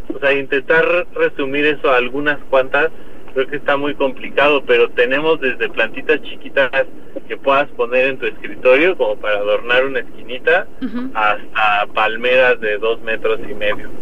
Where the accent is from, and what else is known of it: Mexico